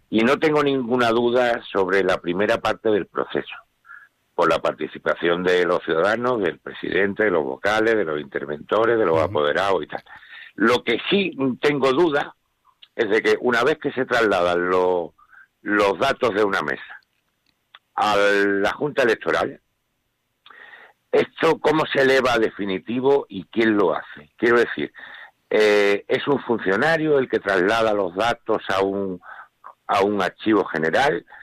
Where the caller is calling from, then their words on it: Málaga, Andalusia, Spain; de Málaga.